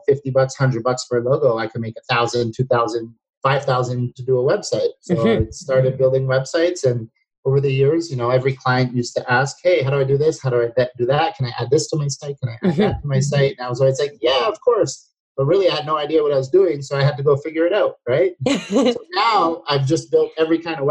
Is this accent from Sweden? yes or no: no; Toronto, Ontario, Canada; I'm from Toronto as well, and I don't live in Toronto in the winters anymore